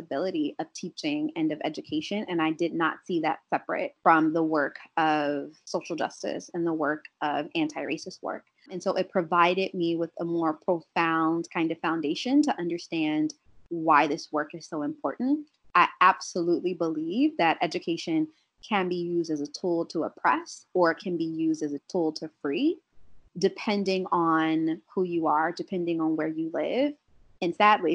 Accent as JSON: {"language": "English", "town": "Columbus", "region": "Ohio", "country": "United States", "tie": "born or raised there", "moved": "yes", "said": "I'm from Columbus, Ohio originally"}